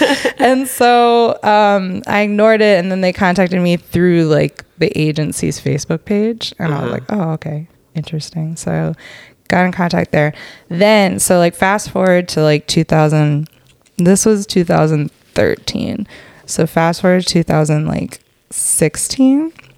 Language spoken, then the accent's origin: English; Atlanta, Georgia, United States; born there; I was born in Atlanta.